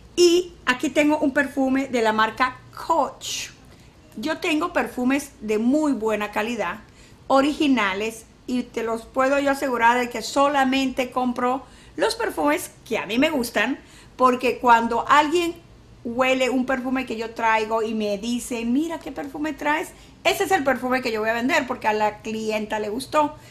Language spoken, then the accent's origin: Spanish; San Luis, Venezuela; now in Mexico; Yo soy de San Luis de, Venezuela, yo soy de un pueblo que se llama San Luis